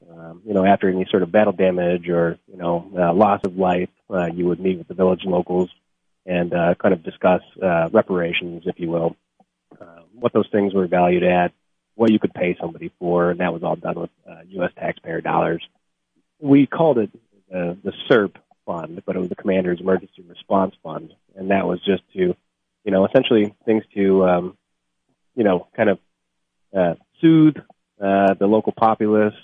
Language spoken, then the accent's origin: English; Charlevoix, Michigan, United States; also born or lived in Whitehall, Michigan; I'm from uh, Charlevoix, Michigan originally, graduated from Whitehall, Michigan.